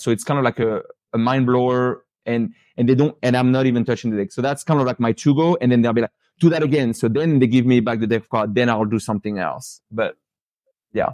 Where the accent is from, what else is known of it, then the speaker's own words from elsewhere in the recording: Paris, Île-de-France, France; moved away as an adult; now in Pensacola, United States; born and raised in Paris, lived, you know, in France until I was about twenty